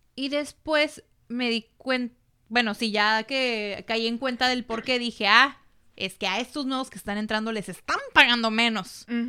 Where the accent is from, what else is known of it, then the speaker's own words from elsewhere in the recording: Mexico; los filipinos y los mexicanos tenemos mucho en común